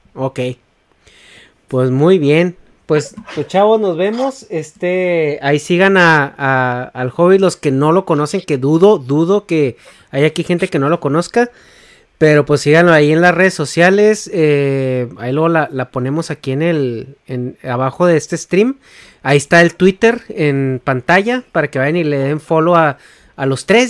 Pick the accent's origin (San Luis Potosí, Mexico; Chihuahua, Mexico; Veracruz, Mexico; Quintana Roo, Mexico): Chihuahua, Mexico; Negas y yo somos de Chihuahua